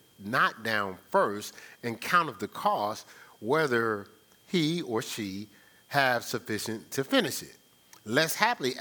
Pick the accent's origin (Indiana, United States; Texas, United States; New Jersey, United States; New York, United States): New Jersey, United States; moved away as an adult; also born or lived in Ohio; I'm like from Jersey